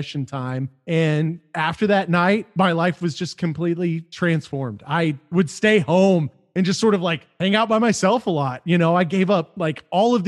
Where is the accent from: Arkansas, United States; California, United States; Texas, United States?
Texas, United States; Amarillo; I'm originally from Amarillo, Texas, which is a city in West